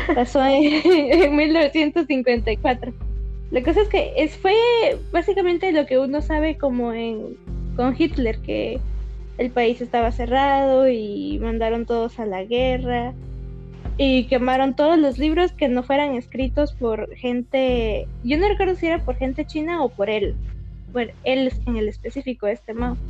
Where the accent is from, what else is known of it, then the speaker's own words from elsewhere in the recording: Guatemala; como persona guatemalteca